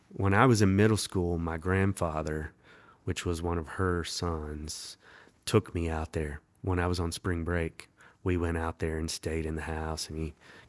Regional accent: the South, United States; born there; I mean, I know I was born in the South.

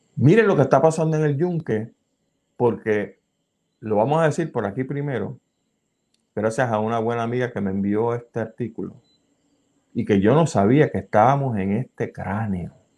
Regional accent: Puerto Rico

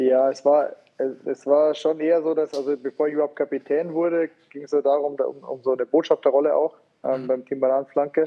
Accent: Rosenheim, Bavaria, Germany; dass ich in Rosenheim dann sage, okay, jetzt meine Heimatstadt

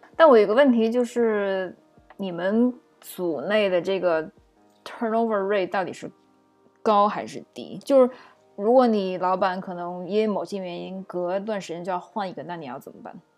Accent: China; now in United States; 作为中国人，就是在美国职场混迹

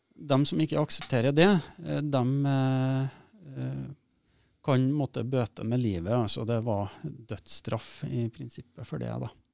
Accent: Steinkjer, Trøndelag, Norway; moved away; also born or lived in Oslo; der jeg kommer ifra, mm. eh, som er litt på, ut på bygda utafor en by som heter Steinkjer

